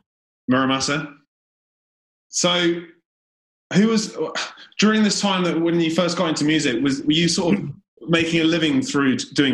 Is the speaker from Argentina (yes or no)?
no; Guernsey; moved away; I was from Guernsey, so it was not too dissimilar in terms of there wasn't much live music.